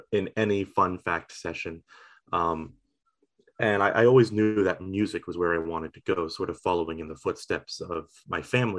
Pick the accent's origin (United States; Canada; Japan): Canada; Eastern Shore of Nova Scotia; moved away as an adult; also born or lived in Halifax, Nova Scotia; now in Sackville, Canada; I am from Halifax, I suppose you could say, but I was really raised rural, out on the eastern shore of Nova Scotia.